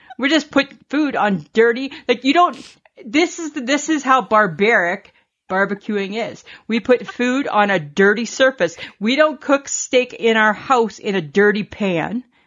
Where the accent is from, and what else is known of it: Canada